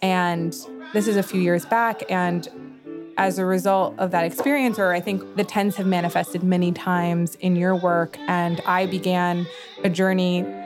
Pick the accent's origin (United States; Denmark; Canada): United States; New York; I grew up in New York with many artists